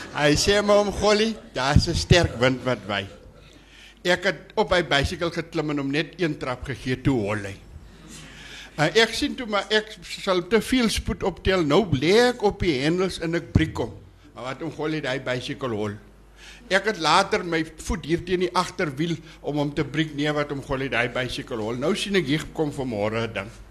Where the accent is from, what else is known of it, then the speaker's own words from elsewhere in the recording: Bushmanland, Northern Cape, South Africa; ek is in die Boesmanland gebore op Verneekpan